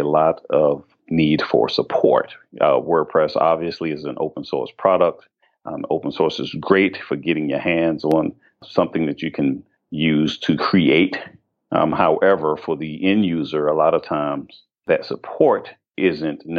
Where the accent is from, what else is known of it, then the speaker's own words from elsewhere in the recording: Washington, District of Columbia, United States; I actually was born and raised in the District of Columbia